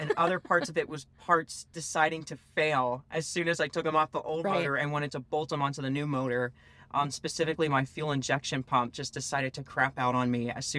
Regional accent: West Virginia, United States; I grew up in West Virginia, so green mountains were at least familiar.

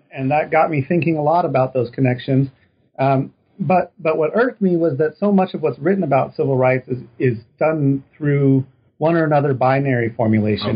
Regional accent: Reno, Nevada, United States; now in Texas, United States; I'm originally from Reno, Nevada

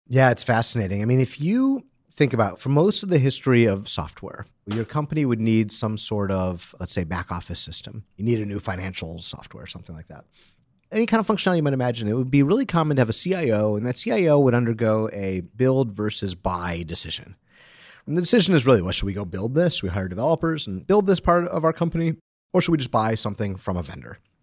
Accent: Detroit, Michigan, United States; I'm from Detroit

